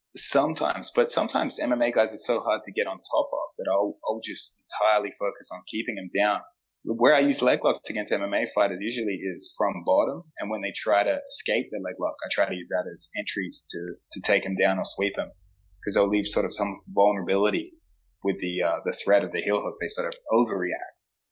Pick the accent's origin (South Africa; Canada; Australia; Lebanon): Australia; Adelaide, South Australia; now in United States; I'm from Adelaide